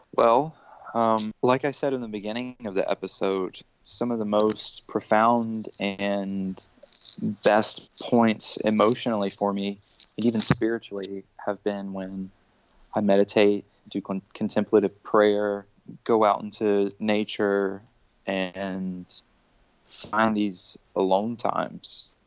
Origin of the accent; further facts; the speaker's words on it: United States; I'm American